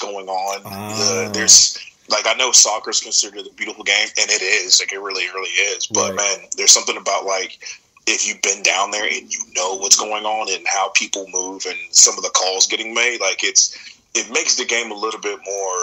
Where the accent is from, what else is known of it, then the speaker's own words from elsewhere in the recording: Atlanta, Georgia, United States; moved away as an adult; now in Maryland, United States; I actually live in Maryland, but I'm originally from Atlanta, Georgia